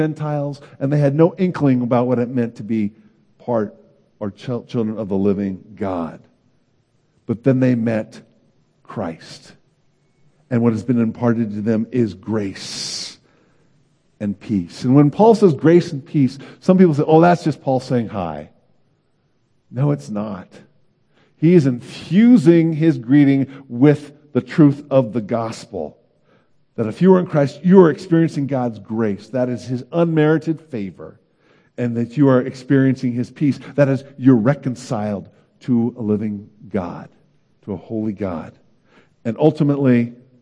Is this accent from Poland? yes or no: no; Oakland, California, United States; moved away as an adult; also born or lived in Davis, California / Santa Barbara, California / Chicago; I grew up in Oakland, California